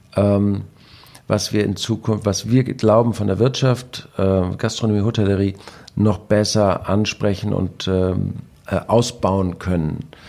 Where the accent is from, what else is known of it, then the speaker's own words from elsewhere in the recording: Husum, Schleswig-Holstein, Germany; als Husumer